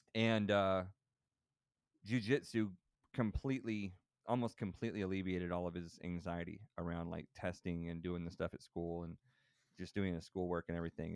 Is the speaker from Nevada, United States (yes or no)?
no; Texas, United States; growing up in Texas